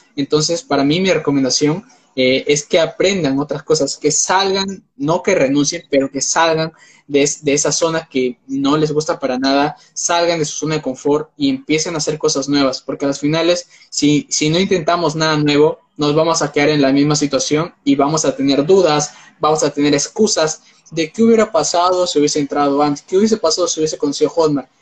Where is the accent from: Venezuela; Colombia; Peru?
Peru; Yo soy de Perú, vivo en Perú actualmente.